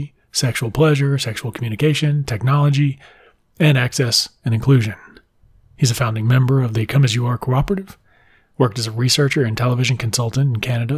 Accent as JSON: {"language": "English", "region": "Mississippi", "country": "United States", "tie": "born or raised there", "said": "I grew up in Mississippi"}